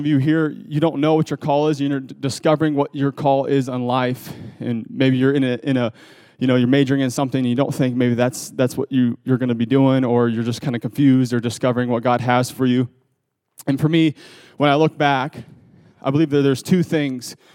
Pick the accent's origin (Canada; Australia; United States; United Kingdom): United States; Ohio; I grew up in Ohio